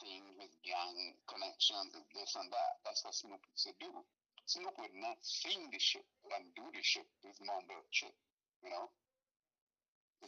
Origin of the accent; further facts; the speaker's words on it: Trinidad & Tobago; now in United States; I'm from Trinidad. I am from Trinidad and Tobago. I wasn't born in the United States.